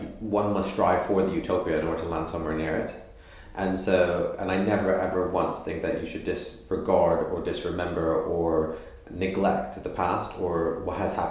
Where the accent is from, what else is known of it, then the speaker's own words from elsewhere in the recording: Canada; moved away as an adult; also born or lived in East London; now in London, United Kingdom; I grew up in Canada